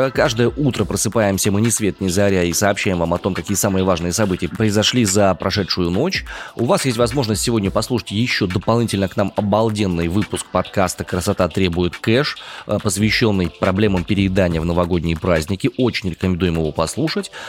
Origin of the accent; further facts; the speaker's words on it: Far East, Russia; Я вырос на Дальнем Востоке, на побережье.